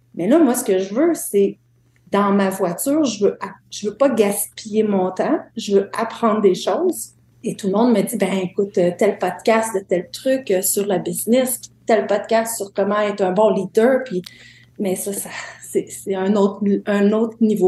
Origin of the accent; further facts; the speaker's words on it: Témiscouata, Quebec, Canada; moved away; also born or lived in Montreal; je suis native de Témiscouata